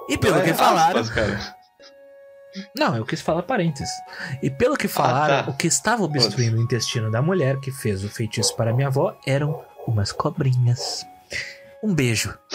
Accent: Vacaria, Rio Grande do Sul, Brazil; sou de Vacaria. A cidade que, segundo o integrante, faz 12 graus no verão.

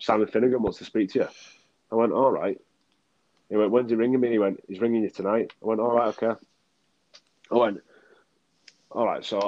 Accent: Widnes, North West England, United Kingdom; moved away as an adult; also born or lived in London; Widnes is somewhere that has always been in my heart because of what it is. You know, it's my hometown club

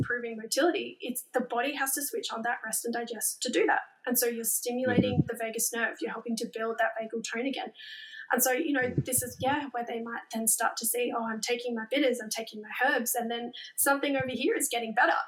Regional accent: Queensland, Australia; as a Queenslander

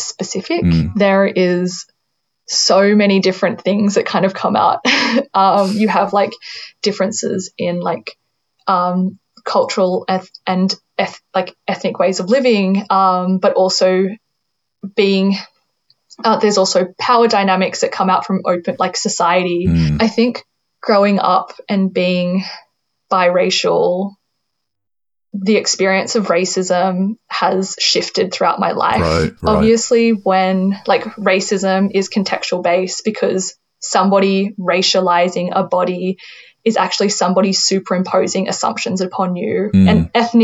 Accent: Sutherland Shire, New South Wales, Australia; also born or lived in China; I grew up in the Sutherland Shire

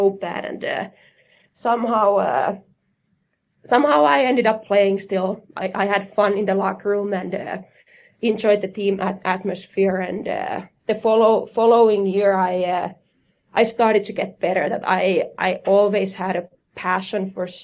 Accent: Eastern Finland, Finland; English is a second language; moved away as an adult; also born or lived in Minnesota; I'm from a small town, so 12,000 people in the eastern Finland

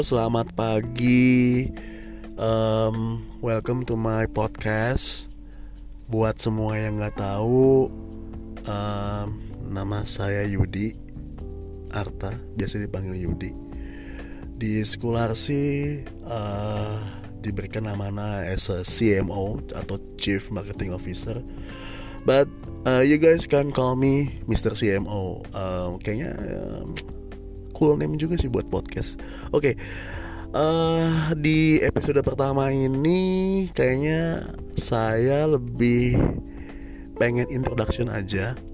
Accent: Jakarta, Indonesia; born there; saya lahir di Jakarta, tepatnya 37 tahun yang lalu ya.

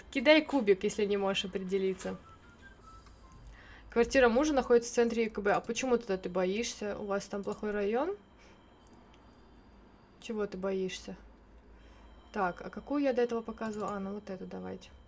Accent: Ukraine; Я ж с Украины, хоть мосты посмотрю.

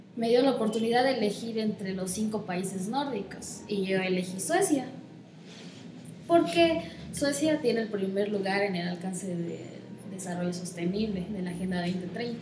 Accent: Comitán de Domínguez, Chiapas, Mexico; nací aquí en Comitán de Domínguez y aunque soy hija única, crecí en una enorme familia

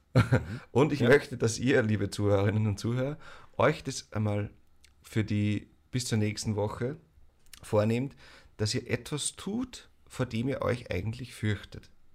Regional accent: Mostviertel, Lower Austria, Austria; ich komme aus dem Mostviertel

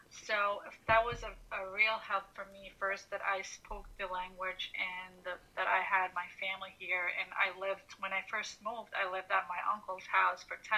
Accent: Tuzi, Montenegro; also born or lived in Tirana, Albania; now in New York, United States; So I was born and raised in Montenegro. For everybody that doesn't know, and most of you don't, I'm an Albanian from Montenegro, specifically from a town called Tuzi.

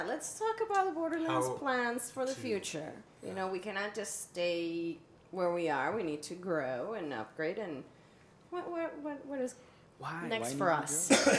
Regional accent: Ciudad Juárez, Chihuahua, Mexico; accent: Mexican; also born or lived in Chicago; now in El Paso, United States; I'm from Juarez, and I lived in Chicago for 13 years

